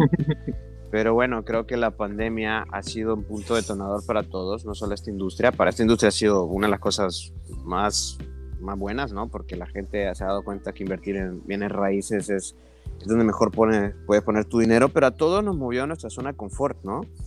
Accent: Honduras; moved away as an adult; now in Cozumel, Mexico; soy originario de Honduras

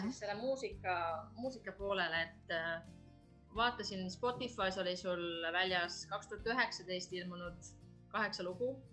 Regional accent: Estonia; now in Finland; ma olen Eestist

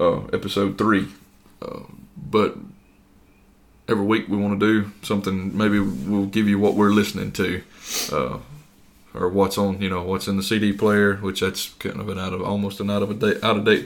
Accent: North Mississippi, United States; I'm also from North Mississippi

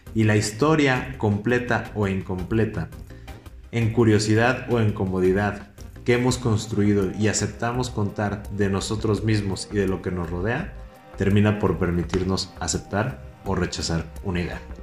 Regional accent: Mexico; como México y como mexicanos

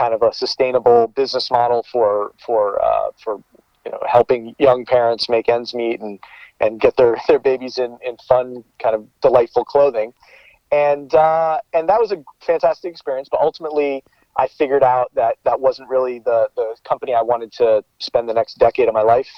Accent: New York area, United States; moved away as an adult; now in Bay Area, United States; I'm from the New York area

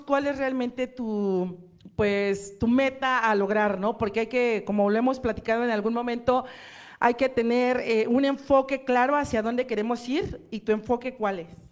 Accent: Mexico; nosotros como mexicanos

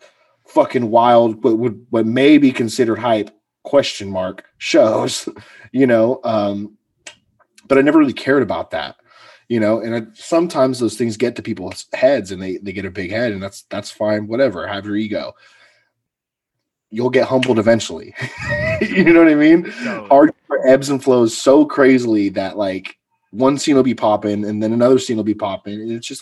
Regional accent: Central Valley, California, United States; I'm from the Central Valley.

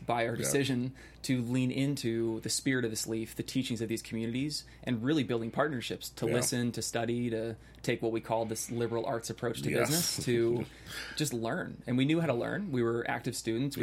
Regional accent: Bay Area, California, United States; I grew up in the Bay Area. I grew up in a nice suburb.

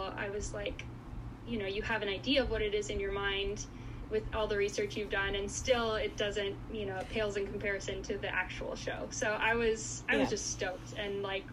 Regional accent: South Florida, United States; also born or lived in Goiânia, Brazil; now in Illinois, United States; I grew up in South Florida

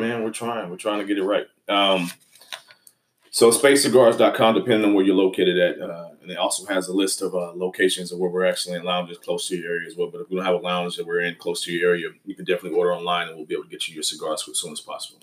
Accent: Houston, Texas, United States; we're from Houston, Texas

